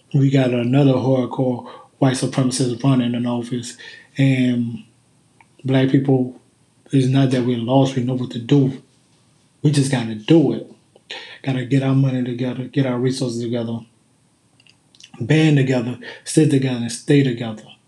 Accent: Kenner, Louisiana, United States; I am from, I hail from Kenner, Louisiana

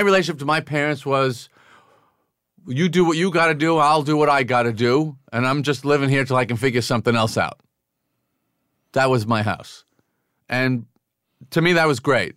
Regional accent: Massapequa, New York, United States; growing up on Long Island

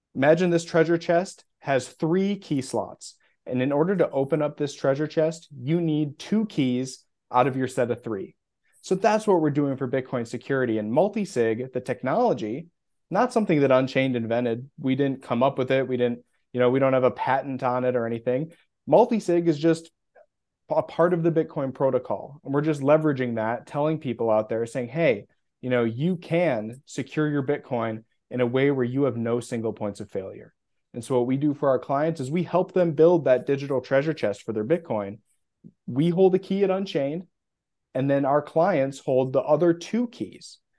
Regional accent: Midwest, United States; moved away as an adult; also born or lived in Minneapolis, Minnesota; now in Austin, United States; I'm not from Austin, Texas, although that's where I live currently. I'm from the Midwest

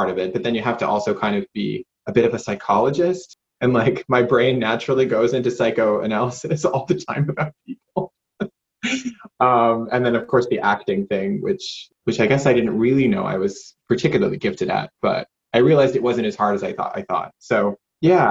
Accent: Johnston, United States; moved away as an adult; also born or lived in United Kingdom; I ended up in the local church choir at Catholic Church where I grew up in Johnston

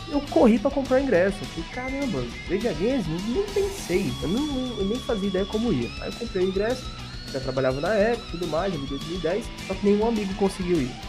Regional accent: São Paulo, Brazil; born there; É assim, eu nasci em São Paulo, tenho até família lá e tudo mais

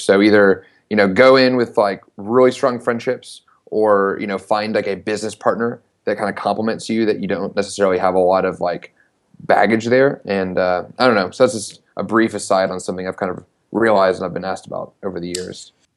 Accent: Knoxville, Tennessee, United States; I'm from Knoxville, Tennessee, uh, born and raised, and ended up going to the University of Tennessee. So basically went to s, went to college in my hometown

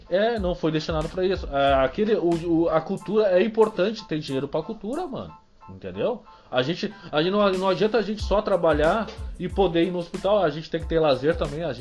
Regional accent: Cidreira, Rio Grande do Sul, Brazil; onde eu me criei, assim, e é onde eu, eu, eu descobri as malandragens da, da, da, da, vida pública

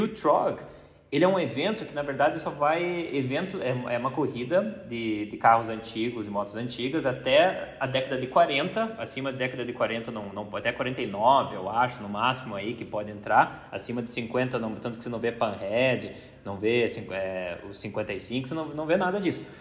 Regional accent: Brazil; sou do Brasil

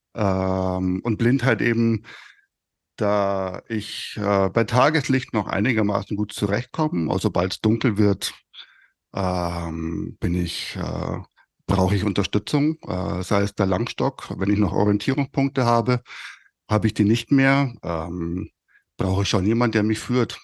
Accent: Fürstenfeldbruck, Bavaria, Germany; accent: Bavarian; ich komme aus Oberbayern, äh, Speckgürtel von München, Fürstenfeldbruck.

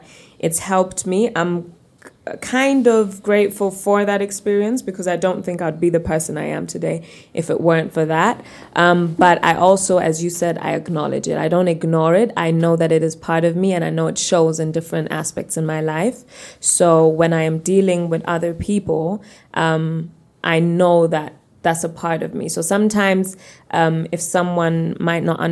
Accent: Germany; moved away as an adult; now in Uganda; being born and raised in Germany

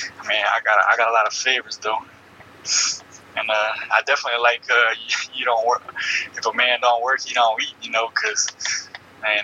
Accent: Louisiana, United States; growing up from Louisiana

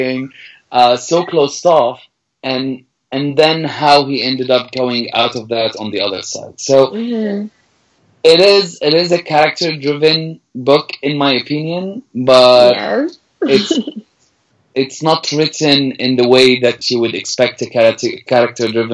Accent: Damascus, Damascus Governorate, Syria; English is a second language; moved away as an adult; now in Canada; I was born in Damascus in 1984 and I grew up and I had my childhood.

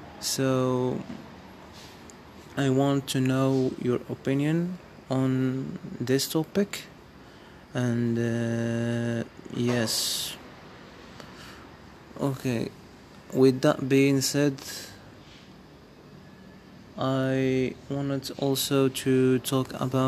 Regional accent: Morocco; first language Amazigh; English is a second language; I am Moroccan, and my roots are Amazigh

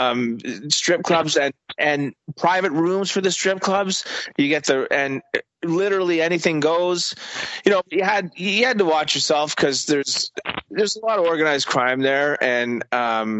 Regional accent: Montreal, Quebec, Canada; moved away; I grew up in Montreal in Canada

